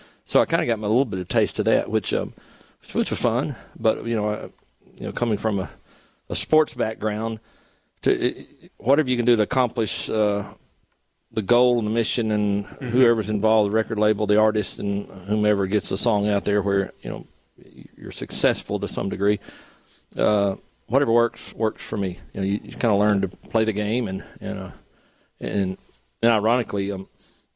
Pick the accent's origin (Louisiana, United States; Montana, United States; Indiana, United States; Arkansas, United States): Arkansas, United States; moved away; I grew up in Arkansas on a rice farm